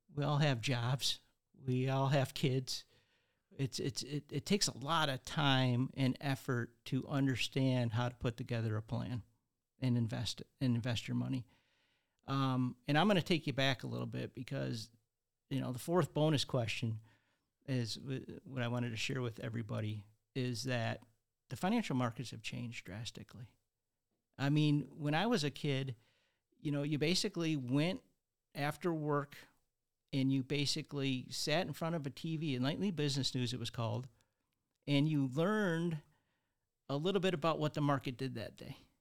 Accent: Redford, Michigan, United States; I grew up in Redford, Michigan

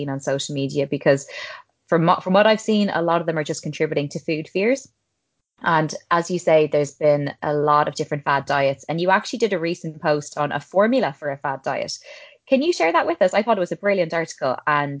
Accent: Ireland; I'm an Irish girl

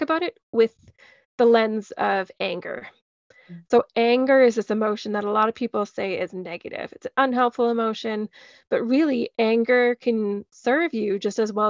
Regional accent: Calgary, Alberta, Canada; also born or lived in Edmonton, Alberta; I was born in Edmonton, Alberta, but moved when I was 3 months old. So I've grown up in Calgary for most of my life.

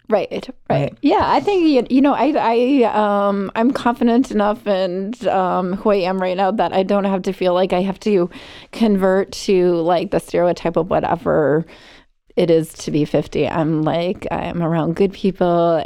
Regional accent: Arlington Heights, Illinois, United States; now in Barrington, United States; I grew up in um, Arlington Heights

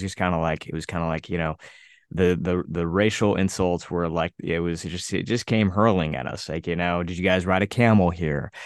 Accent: United States; an Indian kid growing up in the United States

